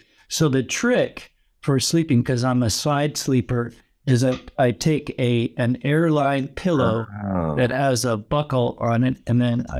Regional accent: San Francisco, California, United States; now in Dubai, United Arab Emirates; I am originally from the San Francisco Bay Area in California. I live now in Dubai

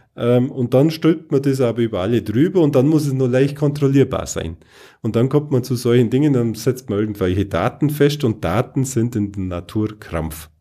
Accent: Bavaria, Germany; bei uns in Bayern

